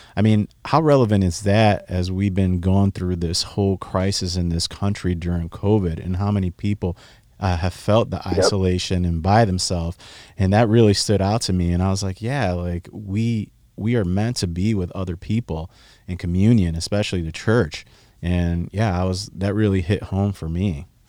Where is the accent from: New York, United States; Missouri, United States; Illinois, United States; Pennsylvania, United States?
Illinois, United States; Chicago; now in Texas, United States; I'm from Chicago, born and bred